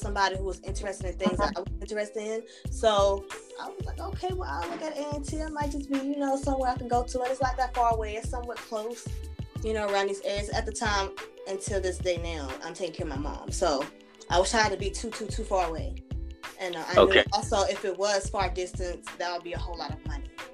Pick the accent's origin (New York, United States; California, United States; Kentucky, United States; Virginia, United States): Virginia, United States; Altavista; I'm from Alta Vista